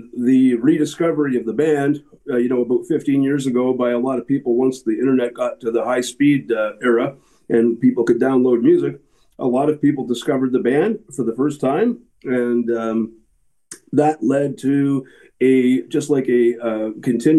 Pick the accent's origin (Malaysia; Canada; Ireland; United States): Canada; Guelph, Ontario; I'm from Guelph